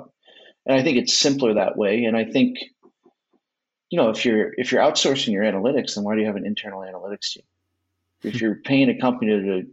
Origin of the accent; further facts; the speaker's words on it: Cleveland, Ohio, United States; I am from Cleveland